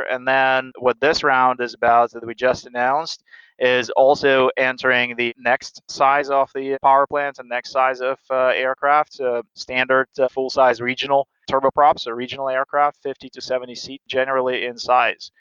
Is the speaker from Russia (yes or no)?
yes; Siberia, Russia; moved away as an adult; now in United States; I, I grew up in Siberia.